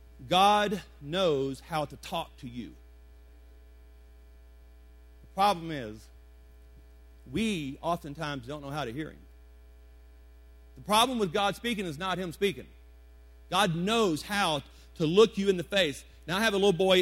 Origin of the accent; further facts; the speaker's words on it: Deep South, United States; now in Colorado Springs, United States; I'm from the Deep South